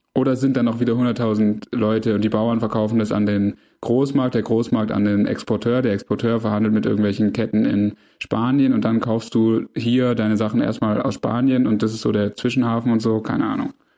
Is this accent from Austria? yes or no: no; Swabia, Germany; als Schwabe